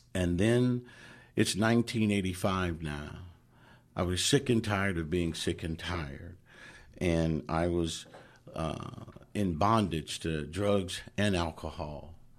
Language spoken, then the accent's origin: English; Oakland, California, United States; I grew up in Oakland